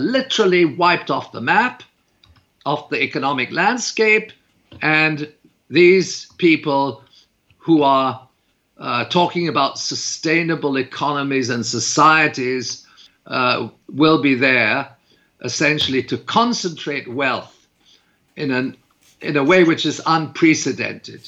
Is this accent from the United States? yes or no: no; Canada; I'm a Canadian